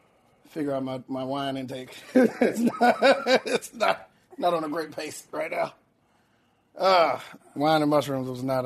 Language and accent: English; Tallahassee, Florida, United States; Tallahassee, Florida.